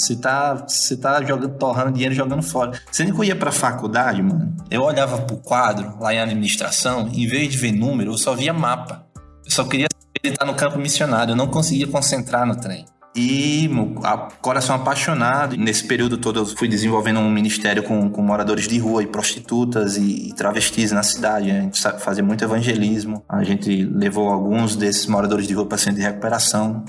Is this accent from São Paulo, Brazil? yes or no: no; Natal, Rio Grande do Norte, Brazil; moved away as an adult; also born or lived in Belo Horizonte; now in India; eu sou de Natal, né? Sou potiguar, comedor de camarão. Sotaque não nega